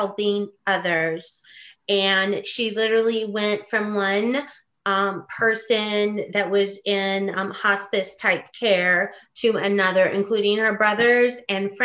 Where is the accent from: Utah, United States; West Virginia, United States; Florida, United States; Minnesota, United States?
West Virginia, United States; moved away as an adult; also born or lived in Indiana / California / New York; I grew up in West Virginia. Part of my childhood was Indiana, and part of my childhood was West Virginia. I am a coal miner's daughter.